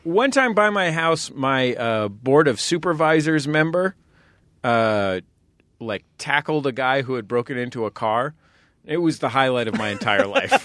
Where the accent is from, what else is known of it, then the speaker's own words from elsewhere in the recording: San Francisco, California, United States; our apartment or flat in San Francisco